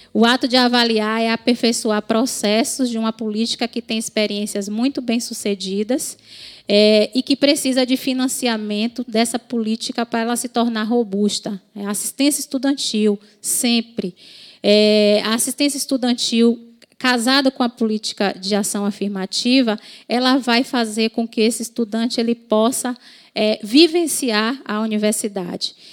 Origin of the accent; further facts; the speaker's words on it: Bahia, Brazil; sou da Bahia